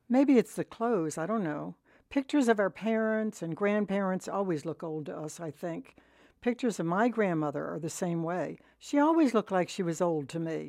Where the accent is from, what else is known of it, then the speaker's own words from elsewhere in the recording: Collingswood, New Jersey, United States; I'm from Collingswood